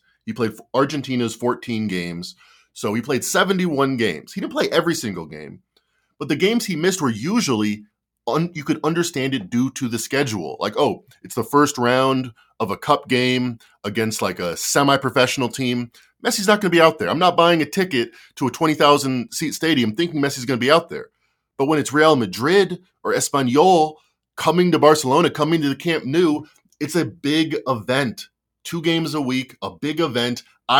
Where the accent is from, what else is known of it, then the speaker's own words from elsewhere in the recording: Australia; now in Indiana, United States; I'm Australian, but for some reason I live in Indiana.